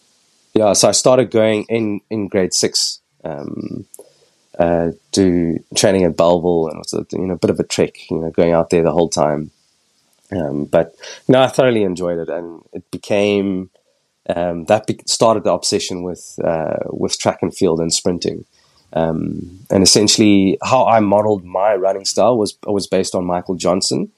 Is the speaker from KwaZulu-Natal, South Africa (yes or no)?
no; Cape Town, Western Cape, South Africa; moved away as an adult; now in London, United Kingdom; born and raised in Cape Town, went to school locally